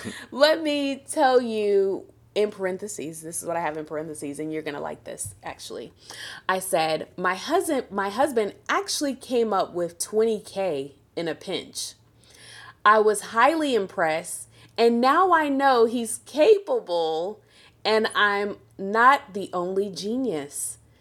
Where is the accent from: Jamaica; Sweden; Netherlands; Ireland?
Jamaica; I'm a Jamaican